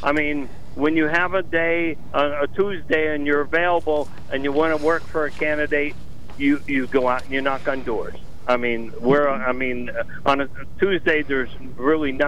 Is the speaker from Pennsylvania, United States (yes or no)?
yes; Schuylkill County, Pennsylvania, United States; I'm from Schuylkill County.